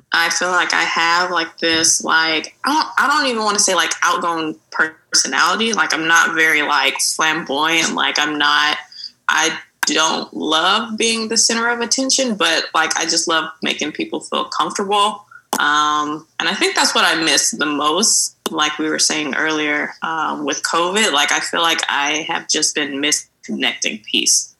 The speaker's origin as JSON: {"language": "English", "town": "Mobile", "region": "Alabama", "country": "United States", "moved": "as an adult", "lives_now": "Dallas, United States", "said": "I'm from Mobile, Alabama"}